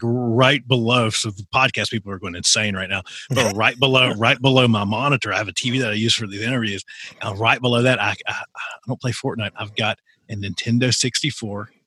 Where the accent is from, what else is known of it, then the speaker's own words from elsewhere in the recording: Appalachia, United States; I grew up in Appalachia